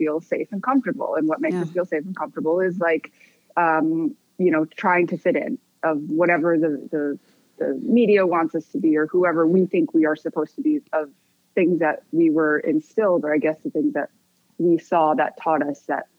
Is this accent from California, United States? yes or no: no; Michigan, United States; also born or lived in Korea; I was adopted at 4 months old, and I was raised in Michigan in a very white suburb